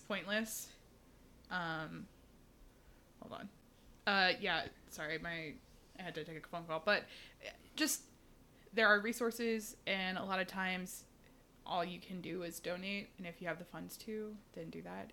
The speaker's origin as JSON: {"language": "English", "town": "Houston", "region": "Texas", "country": "United States", "said": "I'm from Houston, which is the fourth largest city"}